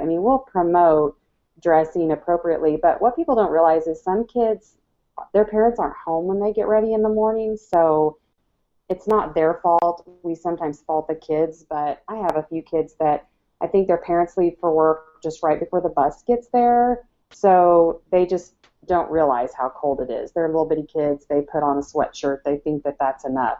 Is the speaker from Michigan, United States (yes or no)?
no; Iowa, United States; moved away; I grew up in Iowa